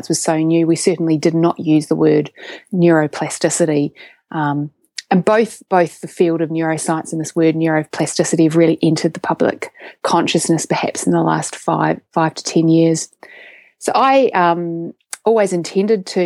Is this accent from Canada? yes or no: no; Christchurch, Canterbury, New Zealand; accent: Kiwi; moved away as an adult; also born or lived in Oxford, England; now in Sydney, Australia; I live in Sydney, Australia, but I was born in Christchurch, New Zealand. So I have a Kiwi accent. I grew up in New Zealand